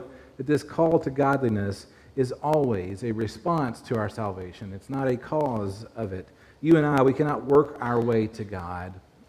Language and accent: English; Glasgow, Scotland, United Kingdom; moved away; So I grew up in Glasgow. Many of you know that, and don't hold it against me.